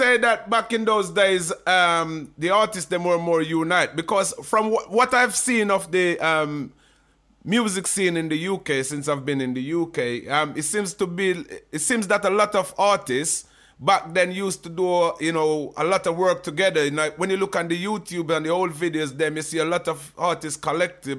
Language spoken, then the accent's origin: English; St. Ann, Saint Ann, Jamaica; now in England; I was born and raised in St. Anne, Jamaica